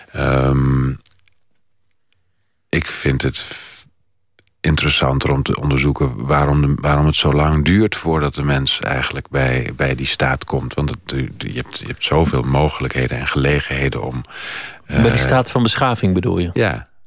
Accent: Netherlands Antilles, Netherlands; also born or lived in Oldenzaal; Ik ben opgegroeid op de Nederlandse Antillen en ik kwam...

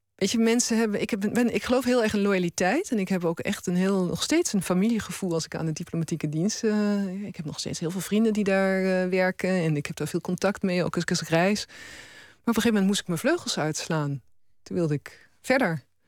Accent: Roermond, Limburg, Netherlands; accent: Limburgish; moved away; dat ik Limburgs mag spreken, dat ik mij geworteld mag voelen in waar ik vandaan kom

